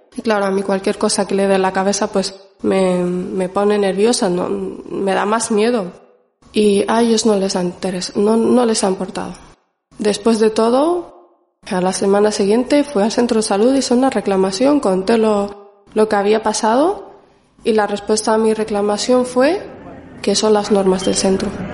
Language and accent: Spanish; Canary Islands, Spain; also born or lived in Morocco; now in Basque Country, Spain; Yo vine cinco años más o menos a España. Estuve viviendo en Canarias